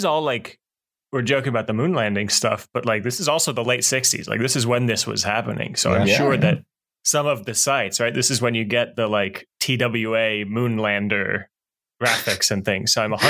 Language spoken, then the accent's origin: English; Northeast, United States; I grew up in the Northeast.